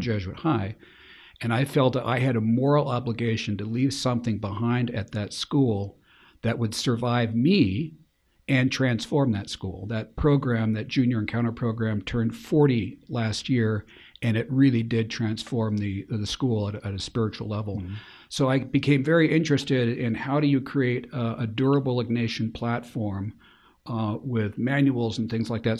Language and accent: English; Spokane, Washington, United States; also born or lived in Eugene, Oregon; my family moved to Spokane when I was five. Uh, parents were born and raised in Portland. I was born in Eugene, uh, but I did all of grade school and high school here in Spokane.